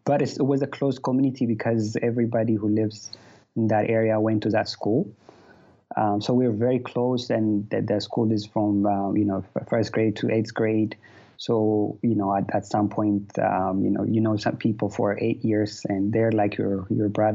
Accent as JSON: {"language": "English", "region": "Addis Ababa", "country": "Ethiopia", "tie": "born or raised there", "said": "I was raised in Addis, specifically around Bambi's area"}